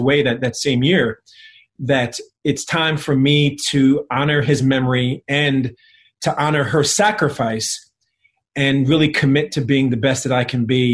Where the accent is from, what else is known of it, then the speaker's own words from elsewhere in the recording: East Windsor, New Jersey, United States; also born or lived in Philadelphia, Pennsylvania; I was born in Philadelphia, but at a very early age, when I was one, we moved to a predominantly white suburb in New Jersey, East Windsor.